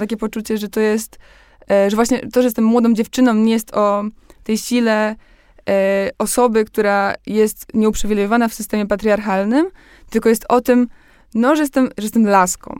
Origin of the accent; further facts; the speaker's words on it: Poland; jak wchodziliśmy do Unii Europejskiej, ja miałam 3 lata, no więc wychowałam się już w tym wszystkim.